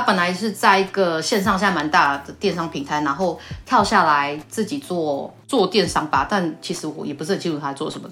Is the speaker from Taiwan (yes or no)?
yes; southern Taiwan, Taiwan; accent: southern; 工厂大部分在台南啊，啊，我就比较南部的口音，然后有时候讲个台语